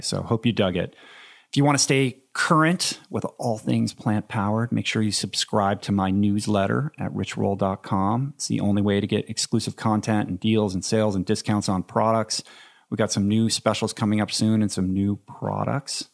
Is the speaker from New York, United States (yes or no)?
no; Washington, District of Columbia, United States; moved away; I grew up in Washington